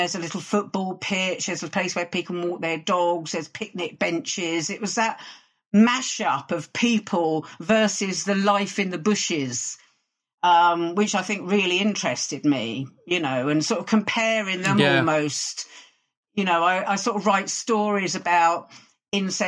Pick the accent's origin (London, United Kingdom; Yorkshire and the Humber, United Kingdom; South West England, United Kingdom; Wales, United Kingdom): London, United Kingdom; Croydon; also born or lived in Peckham, London; I was actually born and brought up in Croydon